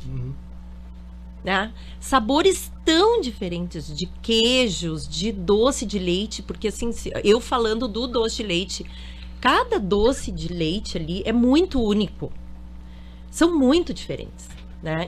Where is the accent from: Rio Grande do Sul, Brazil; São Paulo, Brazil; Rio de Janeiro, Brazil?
Rio Grande do Sul, Brazil; Porto Alegre; moved away; eu sou de Porto Alegre